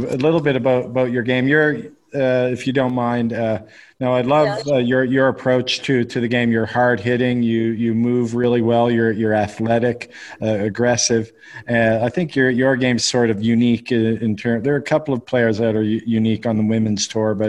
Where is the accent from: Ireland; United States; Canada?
Canada; now in United Arab Emirates; I live in the UAE, as I mentioned to you, and I'm from Canada, though